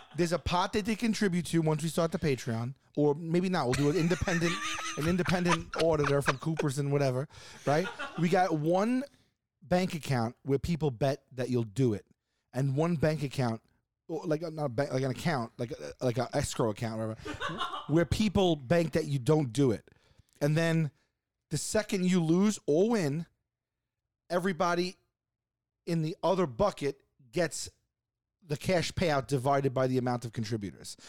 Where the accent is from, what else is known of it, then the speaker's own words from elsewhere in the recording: New York City, New York, United States; I'm from Staten Island